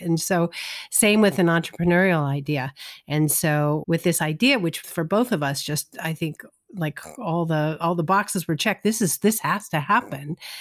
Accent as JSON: {"language": "English", "town": "Los Angeles", "region": "California", "country": "United States", "tie": "born or raised there", "also_born_or_lived": "New York", "moved": "yes", "said": "growing up in Los Angeles, I didn't know anybody"}